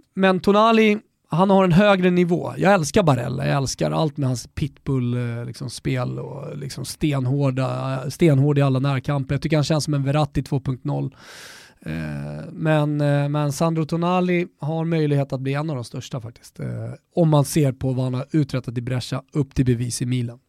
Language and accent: Swedish; Botkyrka, Stockholm County, Sweden; also born or lived in Salem; Jag är uppvuxen med honom i Norra Botkyrka ner till Salem, eh, i, i, under hela nittiotalet